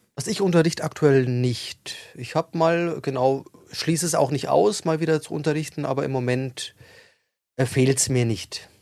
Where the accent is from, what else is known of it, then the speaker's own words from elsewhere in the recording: Regensburg, Bavaria, Germany; moved away; ich komme ja aus Regensburg ursprünglich